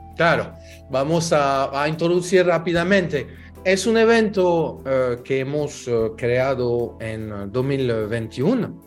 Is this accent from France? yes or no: yes; France; now in Dominican Republic; yo soy francés, pero ya dominicanizado desde hace mucho tiempo